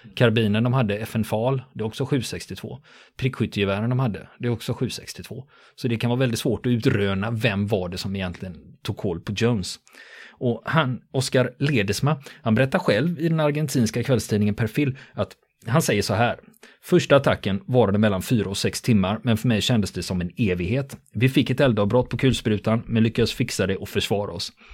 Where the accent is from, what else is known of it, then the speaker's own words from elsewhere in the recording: Sweden; som svensk